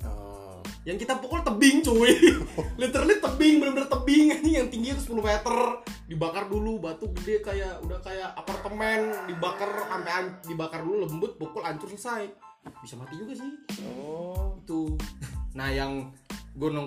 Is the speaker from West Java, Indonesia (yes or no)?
no; Ambon, Maluku, Indonesia; oh ya btw tempat asal gua Ambon